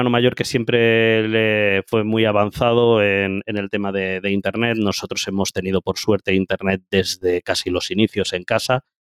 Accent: Andalusia, Spain; also born or lived in Valencia; yo realmente soy andaluz, ¿de acuerdo? Eh, lo que pasa que, bueno, andaluz, vamos a decir verdades, yo realmente nací en Valencia, ¿ok?

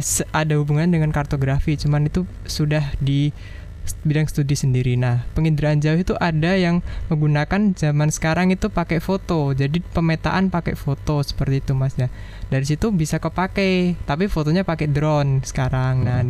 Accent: Jepara, Central Java, Indonesia; saya berasal dari Jepara

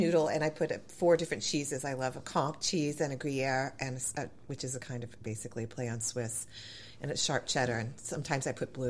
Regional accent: New England, United States; also born or lived in Charleston; And I grew up in New England and lived in Charleston forever.

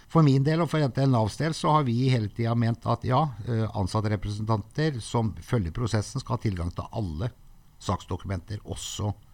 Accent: Sogndal, Vestland, Norway; moved away; jeg har vokst opp i Sogndal og gått hele folkeskolen

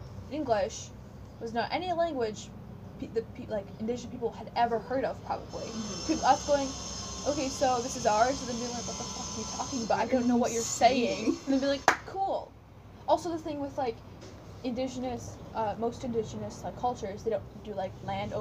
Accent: Canada; I'm Canadian

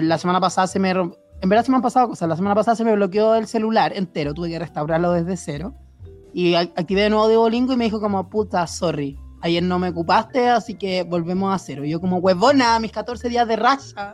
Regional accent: Puente Alto, Santiago Metropolitan Region, Chile; yo que soy oriundo de Puente Alto

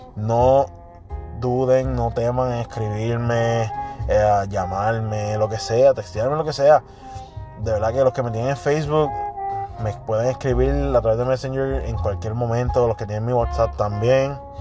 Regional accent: Puerto Rico; como boricuas que somos

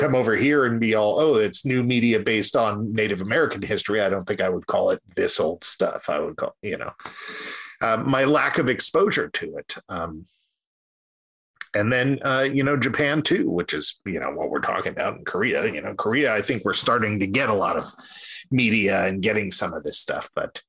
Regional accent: Reading, South East England, United Kingdom; I remember growing up in Reading, and the general consensus was that like Styles didn't get to Reading until 5 years after they were cool in the city

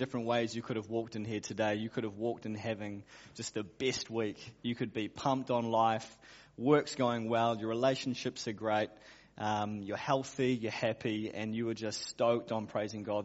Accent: Auckland, New Zealand; I grew up in Auckland

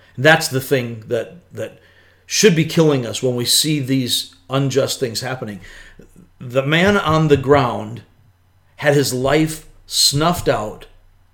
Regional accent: United States; I see myself as first and foremost an American

